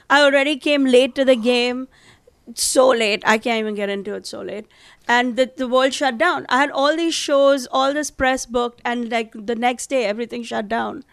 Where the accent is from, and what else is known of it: India; now in Manhattan, United States